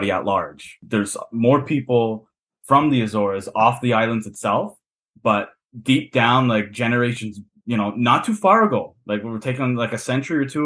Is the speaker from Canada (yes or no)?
yes; Toronto, Ontario, Canada; accent: Canadian; I grew up in kind of a Portuguese neighborhood, but it was still like integrated with all sorts of different cultures. Like Toronto's one of the most multicultural cities in the world